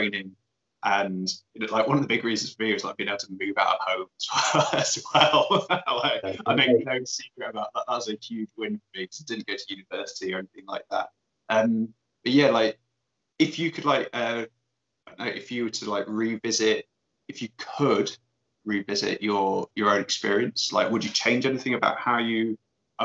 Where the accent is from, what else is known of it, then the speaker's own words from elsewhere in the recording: Leicester, East Midlands, United Kingdom; moved away as an adult; also born or lived in Northumberland; I grew up in Leicester, so over in Leicester it's just pretty much it's flat